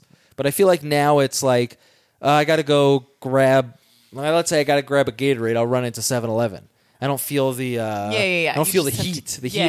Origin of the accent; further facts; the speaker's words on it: East Coast, United States; moved away; Well, I'm from the East Coast, so we had Wawa.